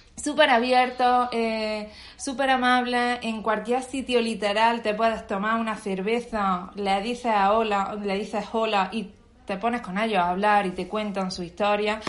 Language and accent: Spanish; Bailén, Andalusia, Spain; moved away as an adult; also born or lived in Granada / Germany; now in Australia; yo vengo de un pueblo de Jaén, Bailén, al sur de España